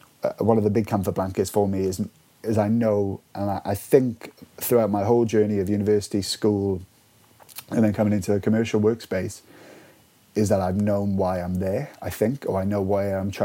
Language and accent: English; Welsh, Wales, United Kingdom; being Welsh